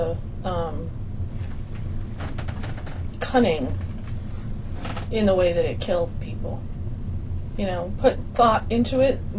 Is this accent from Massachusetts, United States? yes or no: yes; Auburn, Massachusetts, United States; He set off his first rocket in my hometown.